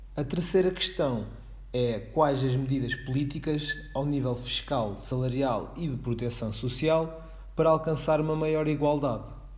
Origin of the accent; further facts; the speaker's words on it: Portugal; nós que somos cá de Portugal